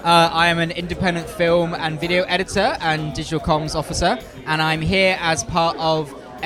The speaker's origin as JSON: {"language": "English", "town": "Birmingham", "region": "West Midlands", "country": "United Kingdom", "tie": "born or raised there", "moved": "yes", "lives_now": "Wales, United Kingdom", "said": "I'm from the UK. I was born in Birmingham, which is slap bang in the middle of the UK, and I currently live and work in Wales."}